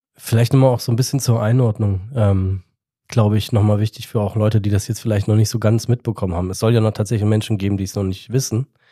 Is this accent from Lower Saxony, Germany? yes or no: no; Darmstadt, Hesse, Germany; Ich bin da geboren